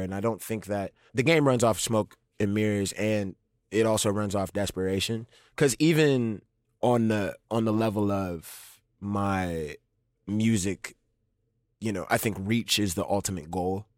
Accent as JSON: {"language": "English", "town": "New Orleans", "region": "Louisiana", "country": "United States", "tie": "born or raised there", "said": "born and raised in New Orleans"}